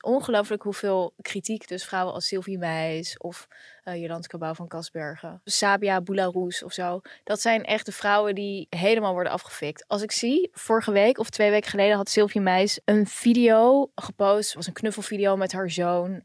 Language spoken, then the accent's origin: Dutch; The Hague, South Holland, Netherlands; also born or lived in Israel; Ik kom natuurlijk ook uit Den Haag